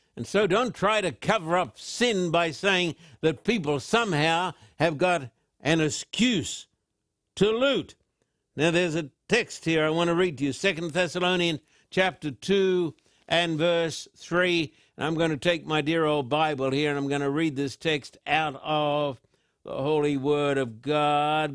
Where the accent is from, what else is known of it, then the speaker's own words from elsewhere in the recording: Australia; when I was a little boy growing up in Australia